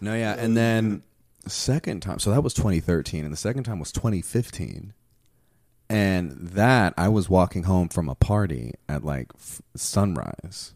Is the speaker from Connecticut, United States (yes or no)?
no; Houston, Texas, United States; first language Spanish; English is a second language; I was born in Houston